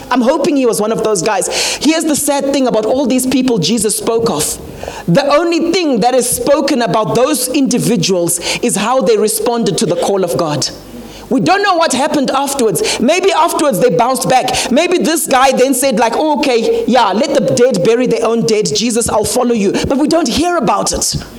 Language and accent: English; Harare, Zimbabwe; also born or lived in Mutare; now in South Africa; I grew up in Harare, but we come from the Mutare area